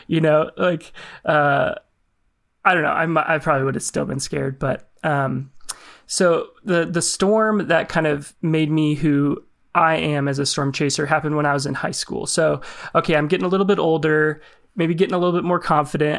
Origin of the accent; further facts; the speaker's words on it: Lincoln, Nebraska, United States; I grew up in Lincoln, so far southeast Nebraska, it's the capital.